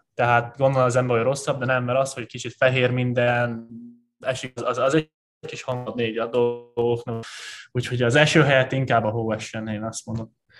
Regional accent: Hungary; moved away as an adult; also born or lived in Los Angeles / Szombathely / Körmend; magyar vagyok

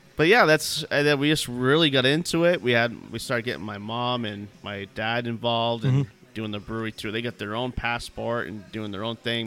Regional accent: New Hampshire, United States; moved away as an adult; now in Texas, United States; I come from New Hampshire originally. Um, mm-hmm. So Grew up in a small town

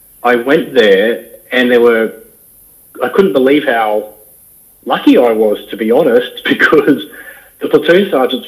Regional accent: north of the Gold Coast, Queensland, Australia; we grew up just north of the theme parks down near Dreamworld, Wet n Wild, north of the Gold Coast in some bushland

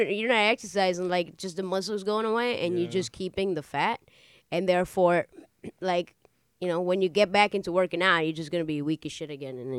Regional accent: Miami, Florida, United States; I'm from Miami. I'm American.

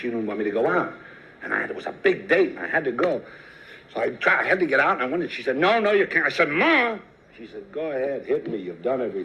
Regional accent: Philadelphia, Pennsylvania, United States; South Philadelphia. And I want to tell you, it's the best place in the world to come from

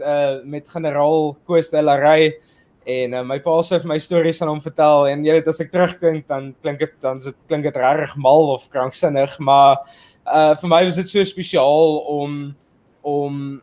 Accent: South Africa; ons is al twee uh nuutgebore of, of vrygebore Suid-Afrikaners en ons het uh in hierdie nuwe demokrasie is ons gebore

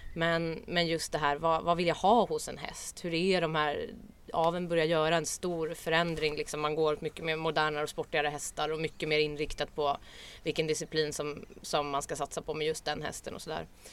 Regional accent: Stockholm, Stockholm County, Sweden; jag är från Stockholm. Eh, uppvuxen i förorten

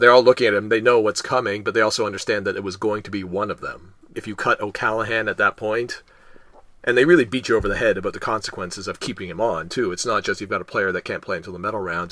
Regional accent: Canada; I'm Canadian

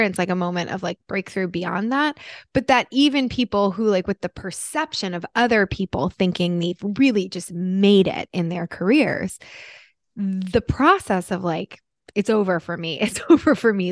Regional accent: New Jersey, United States; moved away; I'm from Jersey originally

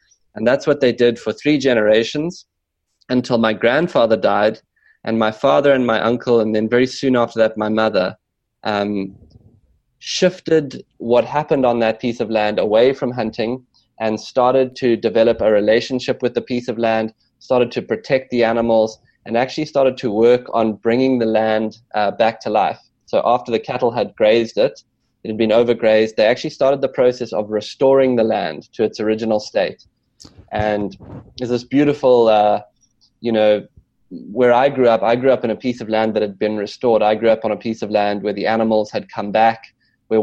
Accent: South Africa; this beautiful wild piece of land that I grew up on in South Africa

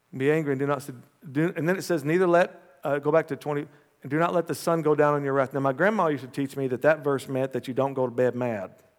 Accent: United States; as an American

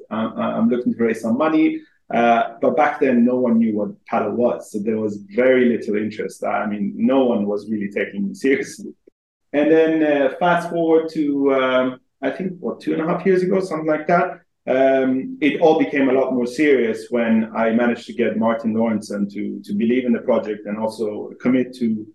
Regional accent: Helsingborg, Skåne, Sweden; moved away as an adult; also born or lived in Iran; now in London, United Kingdom; I am originally Iranian, but I grew up in Sweden since uh, the age of two

